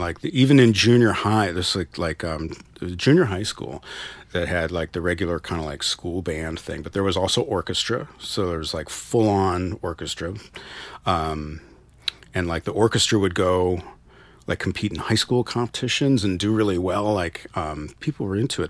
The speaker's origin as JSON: {"language": "English", "country": "United States", "tie": "born or raised there", "said": "growing up in America"}